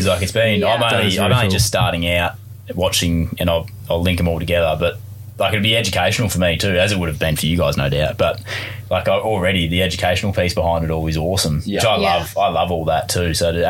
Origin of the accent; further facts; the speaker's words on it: Victoria, Australia; I'm from Victoria.